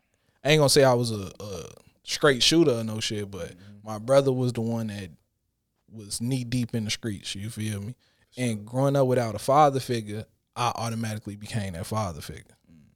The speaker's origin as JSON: {"language": "English", "region": "Illinois", "country": "United States", "tie": "born or raised there", "said": "because I grew up, I was born in the Robert Taylor's. Mm-hmm. From there, we moved on 73rd and Evans. From 73rd and Evans, we moved to 81st and Harper."}